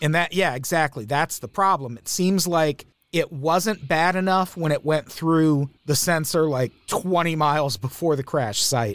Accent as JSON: {"language": "English", "town": "Peoria", "region": "Illinois", "country": "United States", "tie": "born or raised there", "said": "I grew up in Peoria, Illinois."}